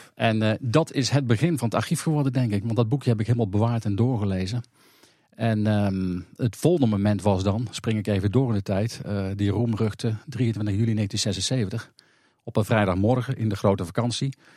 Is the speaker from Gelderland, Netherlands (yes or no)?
no; North Brabant, Netherlands; also born or lived in Kop van Overijssel, Overijssel; Ik ben geboren in de Kop van Overijssel. En al op jonge leeftijd naar Brabant afgereisd